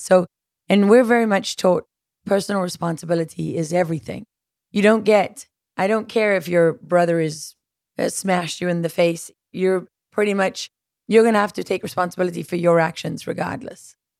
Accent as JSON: {"language": "English", "country": "South Africa", "tie": "born or raised there", "moved": "yes", "said": "growing up in South Africa"}